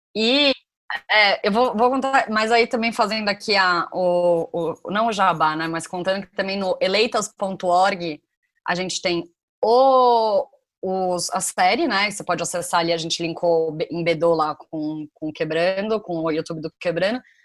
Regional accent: Brazil; como brasileiros a gente não se considera latino

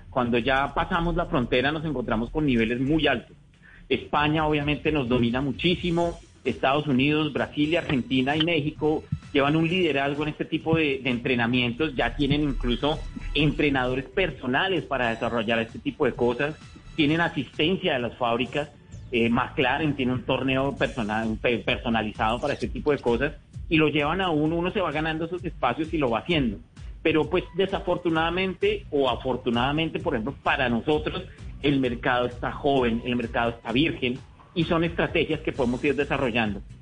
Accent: Colombia; te preguntan, hola, ¿cómo te llamas? ¿De dónde eres? Colombia, oh, wow, Colombia.

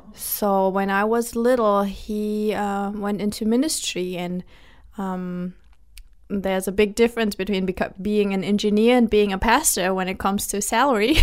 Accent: Germany; now in United States; I was born and I was and I grew up in Germany.

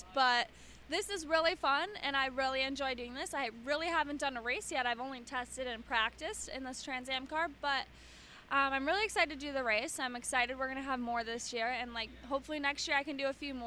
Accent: Wisconsin, United States; to be here at Road America at my home state

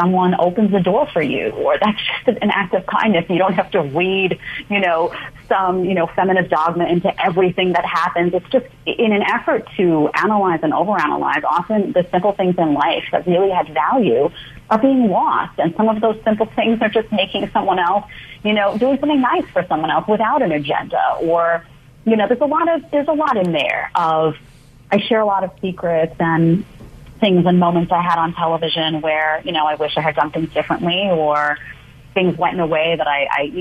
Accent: New York City, New York, United States; born or raised there; also born or lived in Manhattan

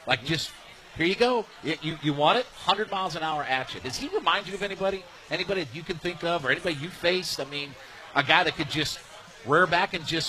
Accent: Ohio, United States; I grew up in Northeast Ohio as an Indians fan, so my whole life

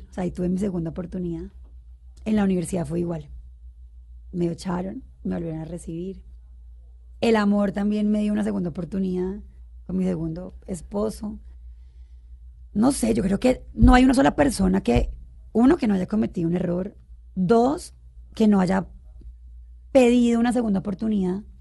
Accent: Bogotá, Colombia; also born or lived in Cali; Mi mamá es caleña. Yo también, de hecho, pues solo nací. Siempre he vivido aquí en Bogotá

